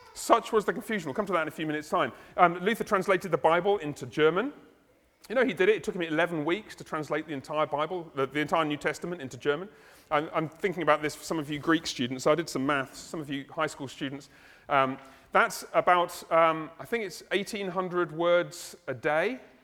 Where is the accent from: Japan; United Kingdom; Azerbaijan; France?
United Kingdom; I'm British